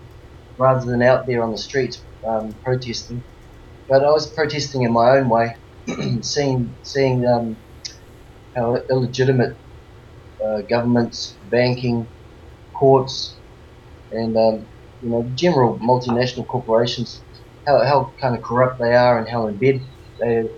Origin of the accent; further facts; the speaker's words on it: New Zealand; now in Australia; I'm born and raised in New Zealand